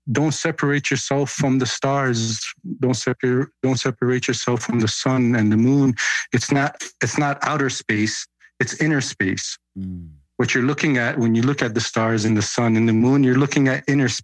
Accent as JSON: {"language": "English", "country": "Canada", "tie": "born or raised there", "said": "because I grew up in Canada"}